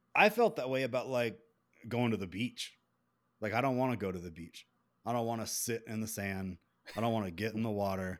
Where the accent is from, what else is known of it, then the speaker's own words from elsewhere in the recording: South Carolina, United States; accent: southern; also born or lived in Columbia, South Carolina; I'm from South Carolina